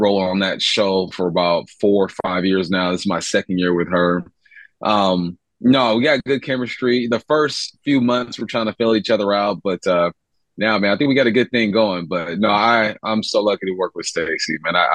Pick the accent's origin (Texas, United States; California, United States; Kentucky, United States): California, United States; moved away; I'm from California